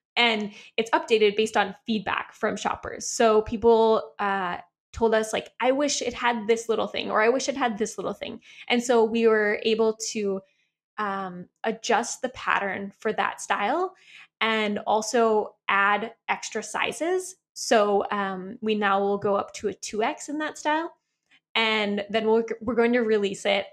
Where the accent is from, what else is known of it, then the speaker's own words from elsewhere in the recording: Midwest, United States; moved away; also born or lived in San Diego; we're both from the Midwest